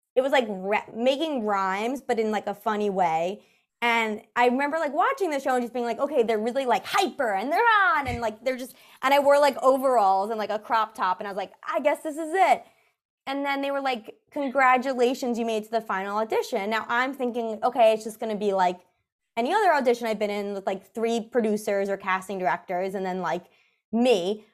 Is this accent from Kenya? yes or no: no; New York City, New York, United States; I grew up in New York City